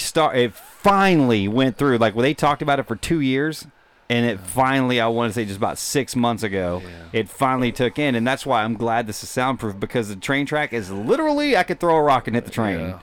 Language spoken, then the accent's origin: English; Mesquite, Texas, United States; I grew up in Mesquite. Like, I went to West Mesquite High School. Like, I grew up in that area.